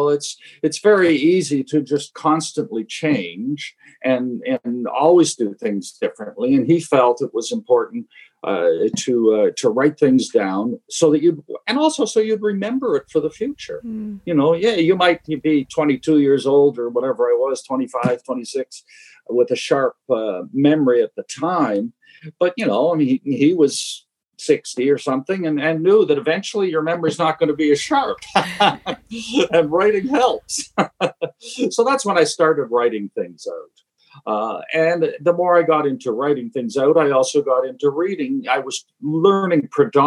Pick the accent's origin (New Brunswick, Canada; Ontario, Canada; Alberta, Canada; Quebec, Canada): Ontario, Canada; Toronto; now in Cape Breton, Canada; I was born in Toronto and still going back visiting family and stuff in Toronto